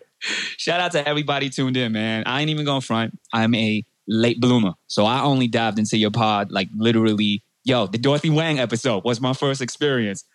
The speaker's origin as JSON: {"language": "English", "town": "North Miami Beach", "region": "Florida", "country": "United States", "tie": "born or raised there", "said": "born and raised in North Miami Beach, Florida, uh, 82"}